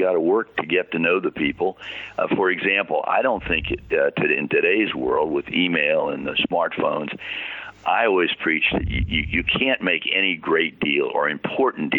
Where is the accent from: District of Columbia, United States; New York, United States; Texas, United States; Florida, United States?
District of Columbia, United States; Washington; I'm from Washington, D.C.